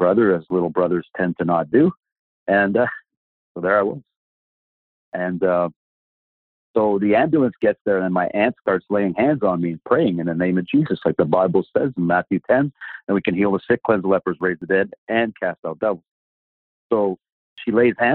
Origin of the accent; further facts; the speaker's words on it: Sudbury, Ontario, Canada; I was born in Sudbury, Ontario